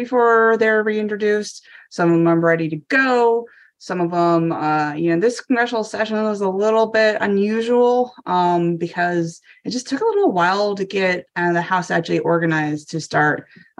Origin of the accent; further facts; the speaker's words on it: Maine, United States; now in Washington DC, United States; I'm a former Mainer, maybe a transplanter from Maine is my home state